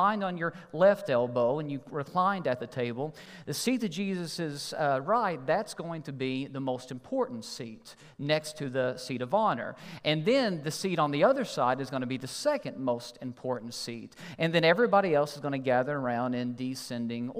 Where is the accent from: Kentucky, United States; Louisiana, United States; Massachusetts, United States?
Kentucky, United States; I'm from Kentucky